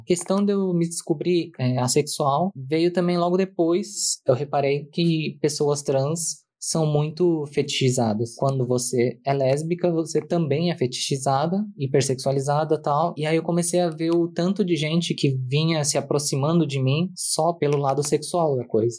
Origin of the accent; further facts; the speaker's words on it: São Paulo, Brazil; eu sou de São Paulo, capital